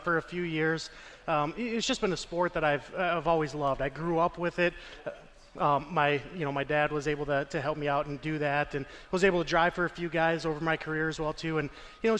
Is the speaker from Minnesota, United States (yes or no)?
yes; Jackson, Minnesota, United States; most of us were born and raised in Jackson or Jackson County, and we grew up going to the Jackson Nationals